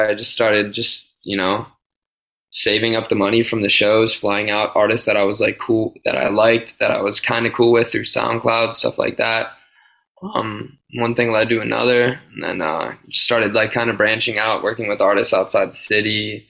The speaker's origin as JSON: {"language": "English", "town": "North Ridgeville", "region": "Ohio", "country": "United States", "tie": "born or raised there", "also_born_or_lived": "Pittsburgh", "moved": "as an adult", "lives_now": "Los Angeles, United States", "said": "I'm from like the Avon, North Ridgeville area, so about like 20 minutes outside the city."}